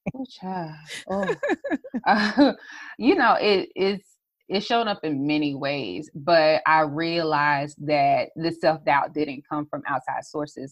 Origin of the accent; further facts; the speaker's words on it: South Carolina, United States; a brand strategist, social media strategist from the South Carolina area